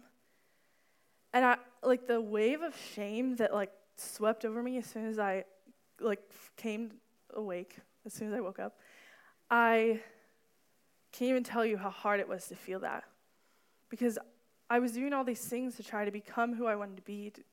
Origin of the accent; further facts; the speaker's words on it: Danville, United States; My hometown is Danville